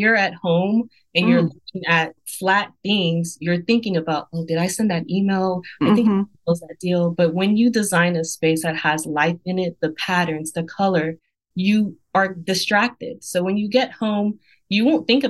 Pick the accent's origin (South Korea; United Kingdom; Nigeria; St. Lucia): Nigeria; I'm Nigerian, and in my culture, we have fabrics, colors